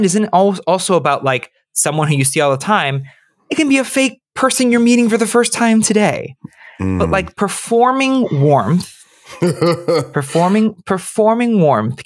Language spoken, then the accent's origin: English; Miami, Florida, United States; we're all from Miami